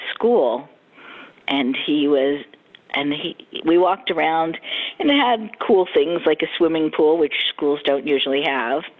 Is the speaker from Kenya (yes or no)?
no; Philadelphia, Pennsylvania, United States; moved away as an adult; also born or lived in New York; now in Florida, United States; I grew up in Philadelphia